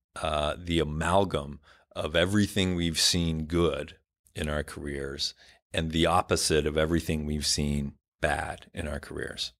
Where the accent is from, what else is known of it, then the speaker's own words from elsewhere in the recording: Ottawa, Ontario, Canada; I grew up in Canada, very big Indian community, uh, where I grew up